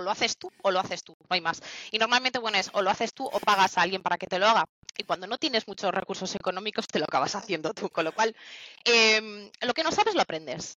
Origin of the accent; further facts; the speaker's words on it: Barakaldo, Basque Country, Spain; yo soy de Barracaldo y estoy en la nave de aquí Bilbao